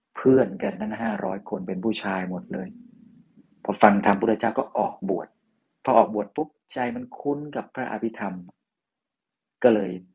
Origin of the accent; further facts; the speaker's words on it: Lampang, Thailand; moved away; หลวงพี่ก็เดินทางมาที่บ้านเกิดจังหวัดลำปาง